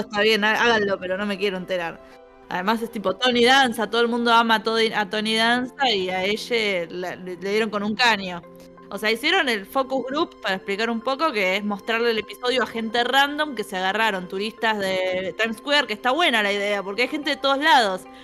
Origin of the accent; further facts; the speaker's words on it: Buenos Aires, Argentina; los porteños que no nos gusta viajar